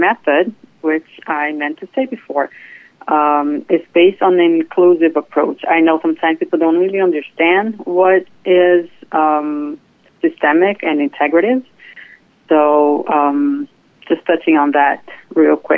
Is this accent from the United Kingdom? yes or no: no; Brazil; moved away as an adult; now in Fort Lauderdale, United States; I was born and raised in Brazil, and I moved here to the United States about 15 years ago.